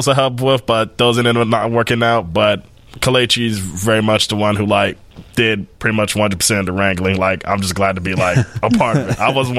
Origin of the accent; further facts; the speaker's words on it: Chicago, Illinois, United States; I was born and raised in Chicago. Oh, okay. South side all of my life.